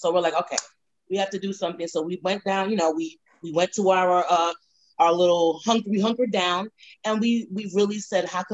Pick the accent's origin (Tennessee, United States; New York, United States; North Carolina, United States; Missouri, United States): New York, United States; New York City; growing up in Brooklyn, New York